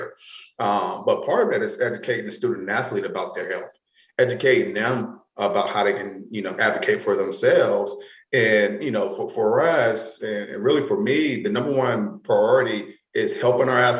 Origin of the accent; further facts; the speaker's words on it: North Carolina, United States; moved away as an adult; now in Iowa, United States; I'm from North Carolina. I'm a Southern boy at heart